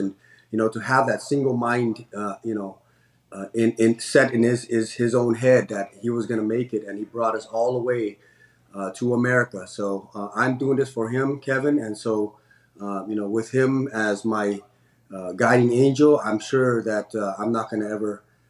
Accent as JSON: {"language": "English", "country": "Cambodia", "moved": "yes", "lives_now": "San Francisco, United States", "said": "Yeah, I'm originally from Cambodia. So I was born in Cambodia in 1979, and we were, grateful enough to be able to, be given the opportunity to live as American citizens here."}